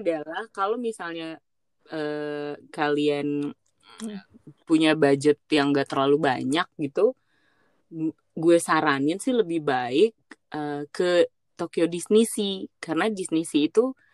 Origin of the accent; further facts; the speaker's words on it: Indonesia; gue jawab oh iya dari Indonesia